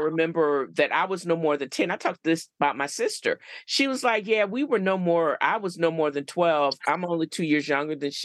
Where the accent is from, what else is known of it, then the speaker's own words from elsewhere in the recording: Virginia Beach, Virginia, United States; I grew up in Virginia Beach